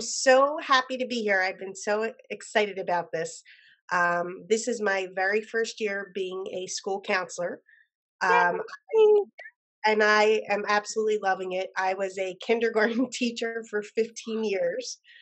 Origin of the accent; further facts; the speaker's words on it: New Jersey, United States; I'm from New Jersey, South Jersey